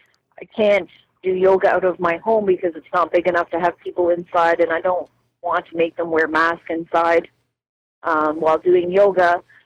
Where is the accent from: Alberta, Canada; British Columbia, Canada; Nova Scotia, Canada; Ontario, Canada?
Ontario, Canada; Cobourg; Coburg, Roseneath area.